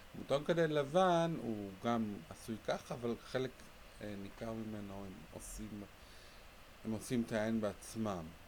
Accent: Jerusalem, Jerusalem District, Israel; גדלתי בירושלים

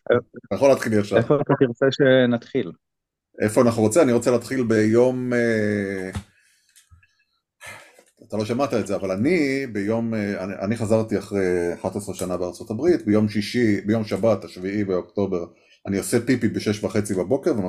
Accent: Nahal Oz, Southern District, Israel; אני מקיבוץ נחל עוז, גם מהילידים. אה, קיבוץ נחל עוז, ספג עוד יותר, ממשיך לספוג והכל.

